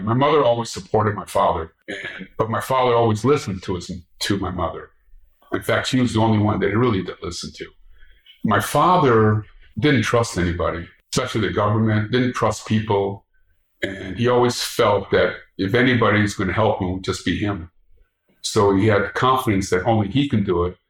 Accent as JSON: {"language": "English", "town": "Los Angeles", "region": "California", "country": "United States", "tie": "born or raised there", "said": "I grew up in Boyle Heights"}